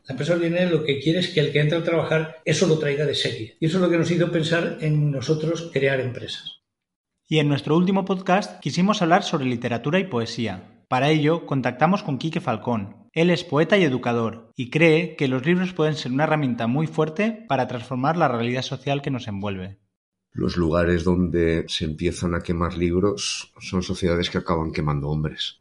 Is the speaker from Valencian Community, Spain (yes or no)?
yes; Valencian Community, Spain; somos, ante todo, valencianas